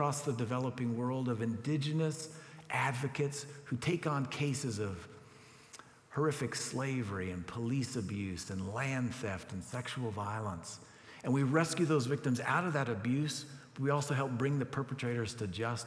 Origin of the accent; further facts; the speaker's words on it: United States; as an American